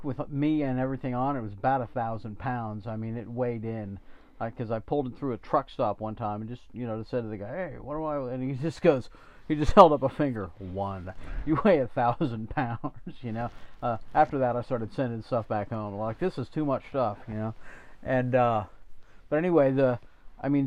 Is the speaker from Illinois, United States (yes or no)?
no; Chapel Hill, North Carolina, United States; also born or lived in Greenville, North Carolina; I said, "Well, Chapel Hill."